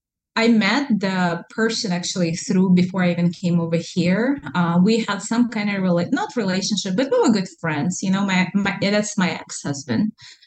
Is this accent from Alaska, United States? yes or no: yes; Alaska, United States; also born or lived in Russia; I lived in Alaska longer than I lived in Russia. I was born in Russia, but I'm Alaskan.